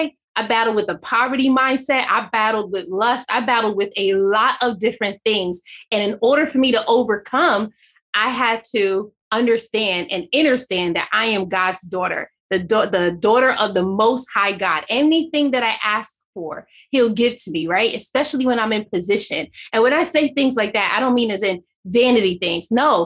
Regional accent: Jamaica; And now I'm Jamaican.

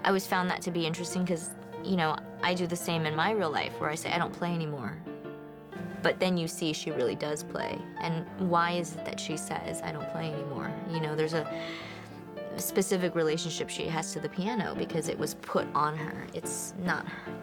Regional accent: Miami, Florida, United States; we grew up in Miami

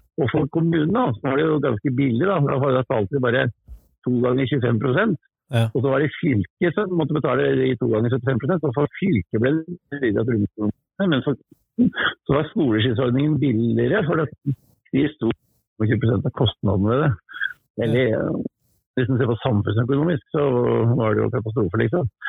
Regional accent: Oslo, Norway; moved away; Jeg er født, født i Oslo

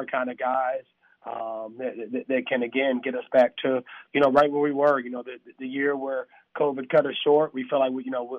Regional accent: Atlanta, Georgia, United States; I grew up in East Atlanta at a different time than what Atlanta is now

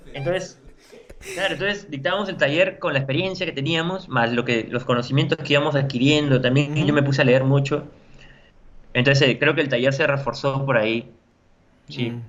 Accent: La Paz, San Miguel, Lima, Peru; Tengo gente de mi barrio, yo, eh, yo soy de La Paz, de San Miguel

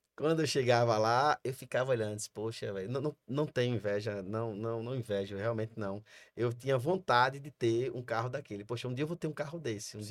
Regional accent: Sergipe, Brazil; eu sou sergipano, meus pais são pernambucanos, mas eu sou sergipano

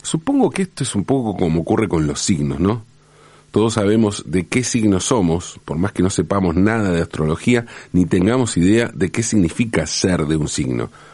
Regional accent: Buenos Aires, Argentina; also born or lived in Valentín Alsina, Buenos Aires Province; En el 74 nos mudamos de Valentina Alcina, donde nacieron mi mamá y papá, donde nacimos mi hermano y yo. nos mudamos de Valentín Cine a Pompeya, ¿no? A la capital

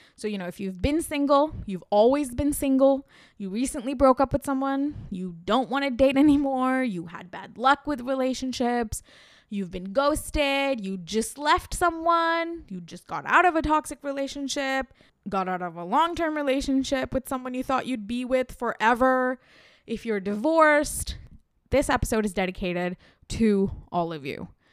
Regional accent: India

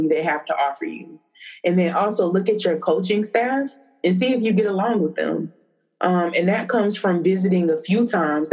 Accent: Tallahassee, Florida, United States; I'm born and raised in Tallahassee

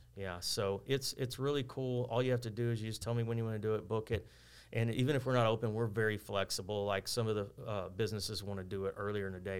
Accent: Texas City, Texas, United States; I grew up here. I went to school in Lamarck, but I grew up in West Texas City

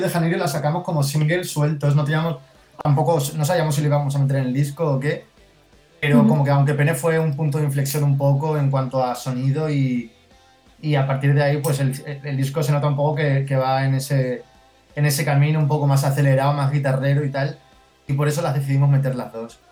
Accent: Mérida, Extremadura, Spain; now in Madrid, Spain; Yo soy de Mérida

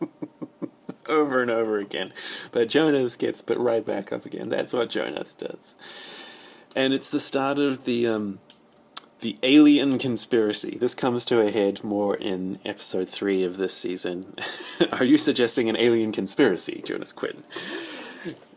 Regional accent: New Zealand; I'm from New Zealand

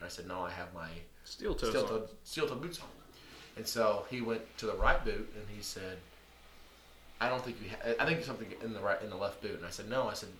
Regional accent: Southern Illinois, United States; I'm from the Southern Illinois

